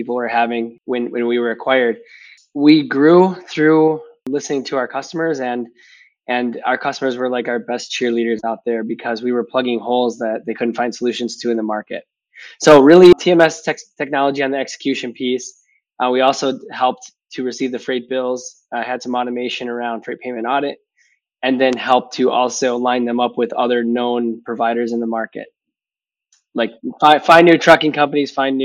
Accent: Wisconsin, United States; accent: Midwestern; people can pick up on the Midwestern accent. So from Wisconsin

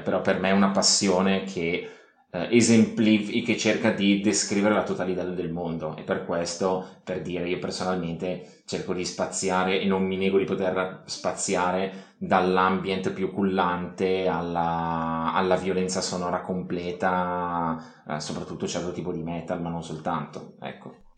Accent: Monza, Lombardy, Italy; io vengo, vengo da Monza

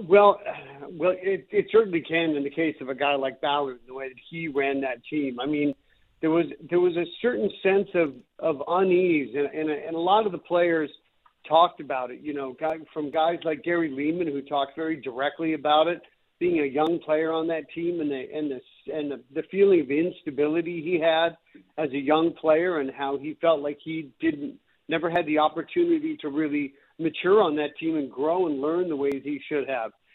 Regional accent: North Vancouver, British Columbia, Canada; I grew up in North Vancouver, and I, you know, grew up a Canucks fan

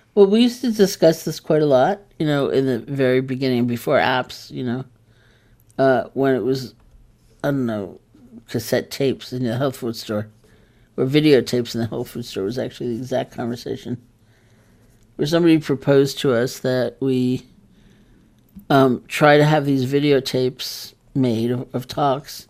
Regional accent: New York, United States; I am a New Yorker

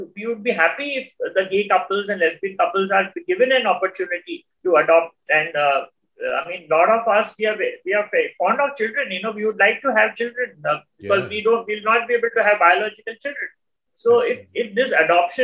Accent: India

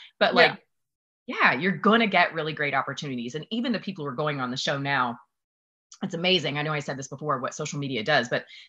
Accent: the South, United States; When I was on the show, I'm from the South, and they took us

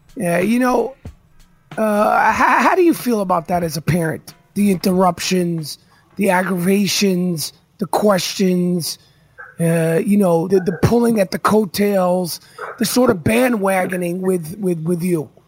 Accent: New York, United States; I'm a New Yorker.

